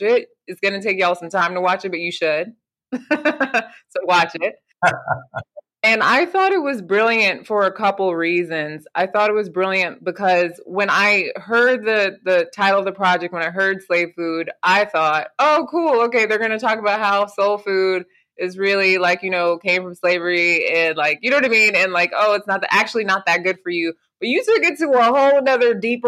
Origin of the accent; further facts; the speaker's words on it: Nigeria; I'm Nigerian and I have cultural foods